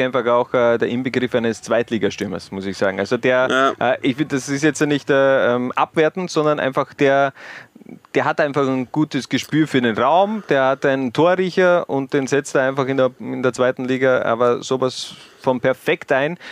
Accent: Styria, Austria; als Steirer

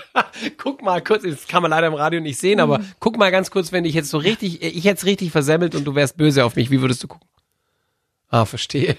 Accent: Bavaria, Germany; wir in Bayern

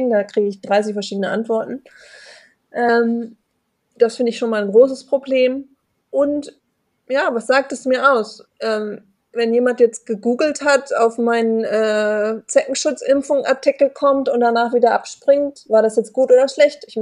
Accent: Hamburg, Germany; ich komme aus Hamburg, ich bin da aber schon echt assimiliert

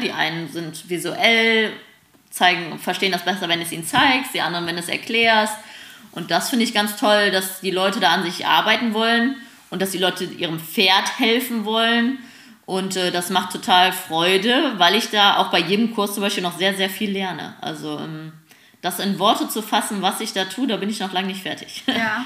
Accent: Germany; wir Deutschen

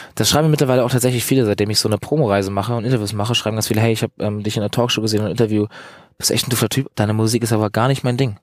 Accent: Eutin, Schleswig-Holstein, Germany; also born or lived in Bad Oldesloe; ich komme aus Eutin aus dem Norden, bin in Bad Oldesloe geboren

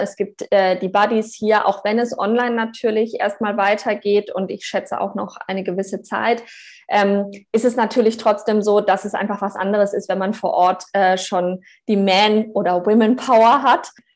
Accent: Germany; moved away; also born or lived in Australia; ich bin halt auch Deutsche

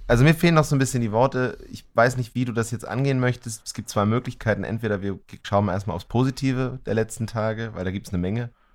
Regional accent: Germany; als Deutsche

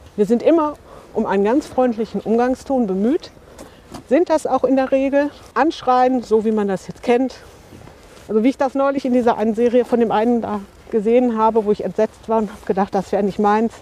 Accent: Bochum, North Rhine-Westphalia, Germany; moved away as an adult; now in Bottrop, Germany; wohne seit 2012 in Bottrop, bin gebürtige Bochumerin

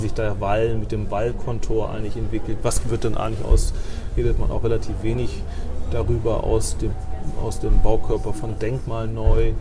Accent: Bremen, Germany; als Bremer, der hier auch wirklich ähm, gerne lebt

